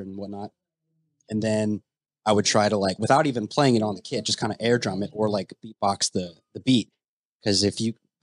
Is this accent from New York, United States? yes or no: no; Berkeley Springs, West Virginia, United States; I'm actually from Berkeley Springs, West Virginia